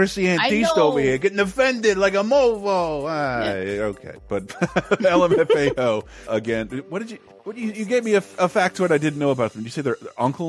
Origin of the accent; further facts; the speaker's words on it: Tallahassee, Florida, United States; my hometown of Tallahassee, which is... You forget is a very, very Native American word.